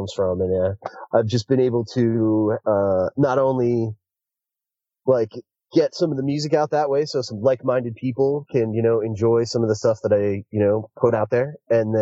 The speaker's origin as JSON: {"language": "English", "region": "Northeast", "country": "United States", "tie": "born or raised there", "said": "Growing up in the Northeast in an area where we had cable."}